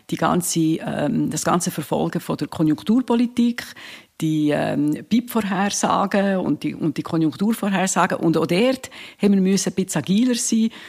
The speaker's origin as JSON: {"language": "German", "region": "Bern", "country": "Switzerland", "said": "eine Bernerin, aber, aber also es gibt eigentlich viele Tiere, wo, wo die Schweiz Es, wir, wir sind ja sehr agil."}